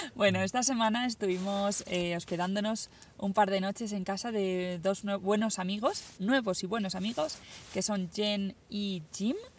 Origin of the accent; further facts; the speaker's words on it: Spain; first language Spanish; yo soy española